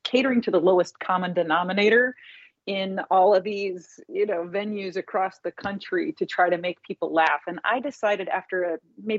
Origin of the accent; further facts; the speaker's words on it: Indianapolis, Indiana, United States; moved away as an adult; also born or lived in New York; back in my hometown of Indianapolis